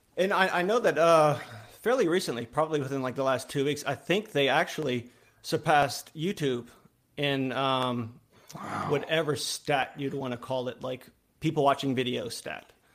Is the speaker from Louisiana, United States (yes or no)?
yes; Louisiana, United States; I'm from Louisiana. I live in a small town okay. in Louisiana